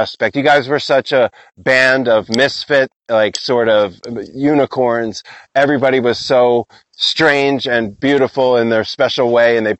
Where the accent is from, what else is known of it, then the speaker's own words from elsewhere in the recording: Philadelphia, Pennsylvania, United States; moved away; also born or lived in Burlington, Vermont; I'm from Philly area.